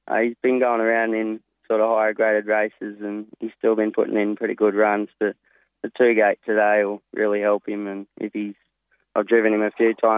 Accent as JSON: {"language": "English", "town": "Tamworth", "region": "New South Wales", "country": "Australia", "tie": "born or raised there", "said": "I moved back home from the Roach Junior Stables, and I'm back in Tamworth"}